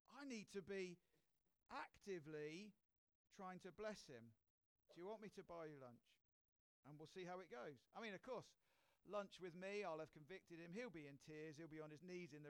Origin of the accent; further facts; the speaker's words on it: United Kingdom; we're British